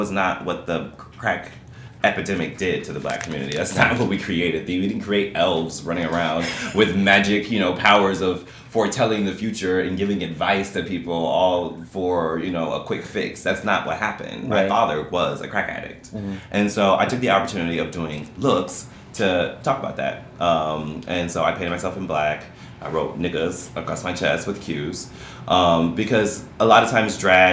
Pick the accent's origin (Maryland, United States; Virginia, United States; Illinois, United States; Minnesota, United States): Illinois, United States; Chicago; I grew up in Chicago